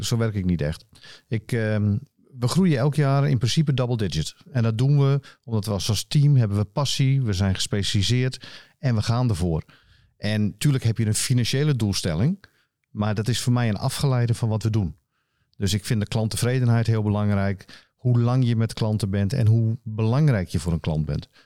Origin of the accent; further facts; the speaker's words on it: Friesland, Netherlands; also born or lived in Rotterdam; veel mensen weten dat ik een, eh, een Fries ben. Ik ben geboren in Rotterdam, wat de meeste mensen niet weten. Maar sinds eh, anderhalf, op mijn anderhalfde ging ik naar Friesland